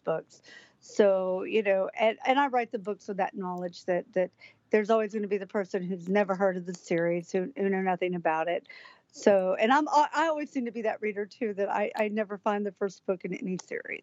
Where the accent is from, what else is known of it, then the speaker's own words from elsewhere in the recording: Atlanta, Georgia, United States; I grew up in Atlanta